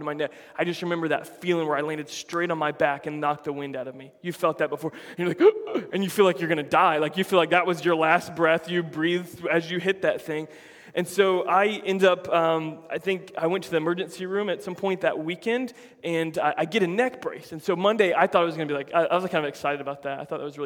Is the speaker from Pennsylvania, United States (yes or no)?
no; Florida, United States; I grew up in Florida my whole life.